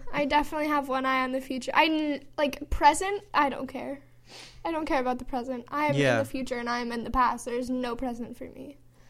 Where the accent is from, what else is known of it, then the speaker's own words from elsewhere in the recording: Chicago, Illinois, United States; accent: Chicago; moved away; I get made fun of for my Chicago accent here.